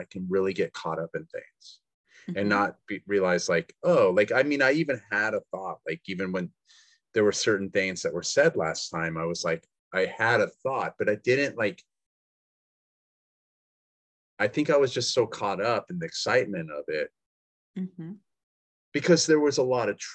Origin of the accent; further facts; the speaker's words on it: the Northwest, Pacific Northwest, United States; we're like from the Northwest